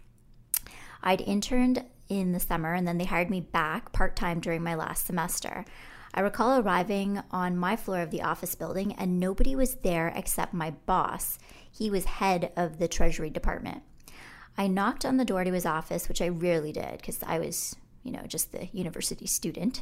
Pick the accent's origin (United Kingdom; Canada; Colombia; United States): Canada; they realized I was Canadian